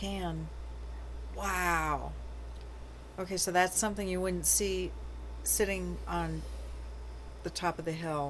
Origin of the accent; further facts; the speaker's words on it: Scottsdale, Arizona, United States; When I was a little kid, we lived in it was way north Scottsdale at the time. Now it's the middle of Scottsdale. We lived at Scottsdale and Shea